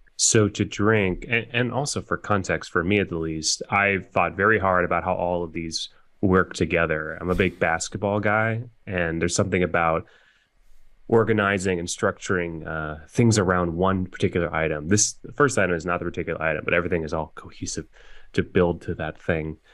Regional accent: Oregon, United States; growing up in Oregon there's a grocery store called Hagen's that I used to go

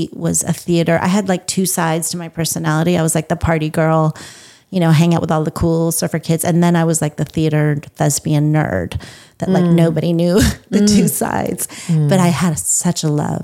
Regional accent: Los Angeles, California, United States; moved away as an adult; also born or lived in Iran; now in Texas, United States; I grew up in Los Angeles, California

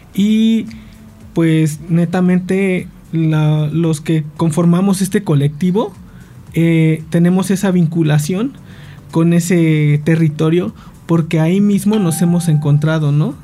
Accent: Cuernavaca, Morelos, Mexico; nosotros somos nativos de Cuernavaca

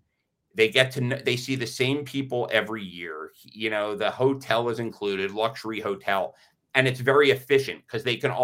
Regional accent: United States; so I grew up in the United States. The United States is a very diverse country.

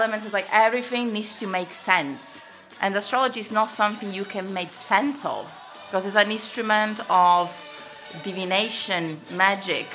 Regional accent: Sicily, Italy; I'm from Sicily. My mother was an housewife

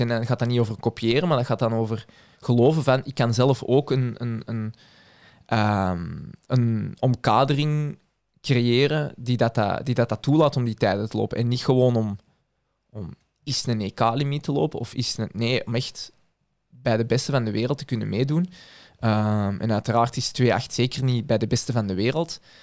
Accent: Belgium; als Belg

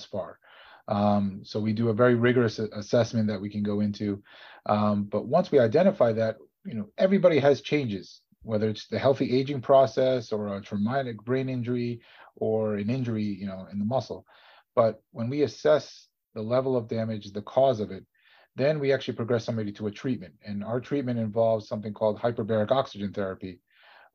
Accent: New Jersey, United States; I'm from New Jersey

